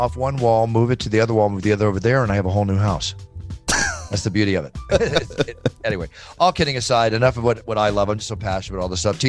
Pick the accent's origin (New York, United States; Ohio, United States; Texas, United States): Texas, United States; now in California, United States; I grew up in Texas.